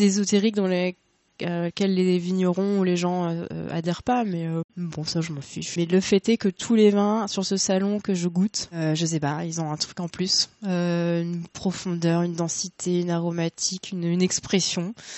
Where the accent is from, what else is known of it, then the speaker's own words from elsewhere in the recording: Le Havre, Normandy, France; moved away as an adult; now in Paris, France; ça fait plus de dix ans que j'habite à Paris. bon, je suis originaire du Havre à la base.